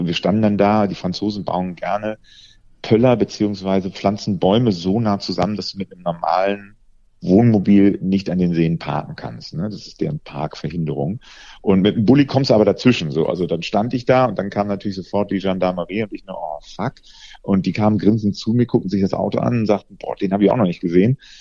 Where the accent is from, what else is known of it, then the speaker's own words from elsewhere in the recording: Rhineland, Germany; ich als Rheinländer kenne ja Schnee überhaupt nicht. Bei uns gibt es ja nur Regen oder Regen